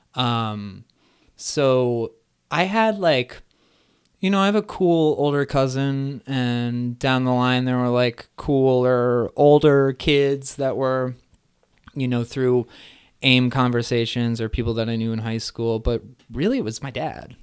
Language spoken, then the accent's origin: English; Neshanic Station, New Jersey, United States; I grew up in central New Jersey in a small town called Neshanic Station